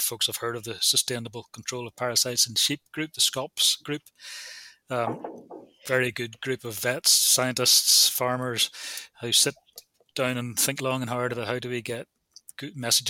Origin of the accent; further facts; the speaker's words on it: Ireland; I'm also Irish